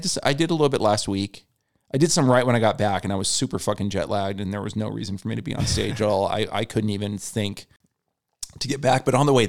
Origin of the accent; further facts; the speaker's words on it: California, United States; my parents are both from California. I'm from California. I lived here my whole life.